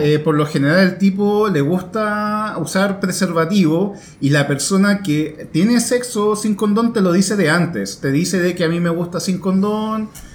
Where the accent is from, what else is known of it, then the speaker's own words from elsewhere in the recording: Santiago, Santiago Metropolitan Region, Chile; yo nací en Independencia, pero eh, a los meses me, eh, Tuvimos que ir a vivir a eh, a la, periferia